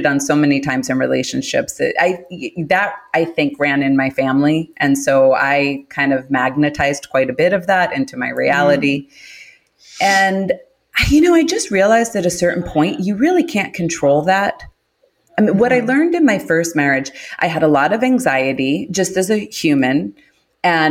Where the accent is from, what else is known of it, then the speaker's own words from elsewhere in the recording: New York City, New York, United States; I'm from Queens. I'm from Queens, New York.